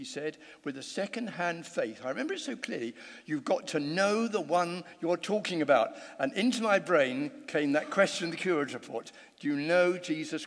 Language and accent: English; London, United Kingdom; I grew up in southeast London